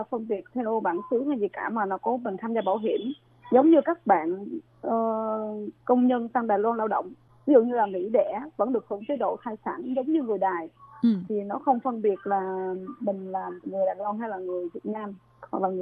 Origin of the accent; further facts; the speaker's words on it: An Giang, Vietnam; moved away as an adult; now in Taichung, Taiwan; ở Việt Nam là em ở An Giang hiện tại em đang sinh sống ở Đài Trung Tây Già